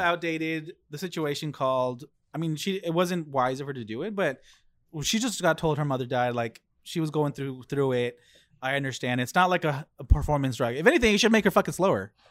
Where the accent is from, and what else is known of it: United States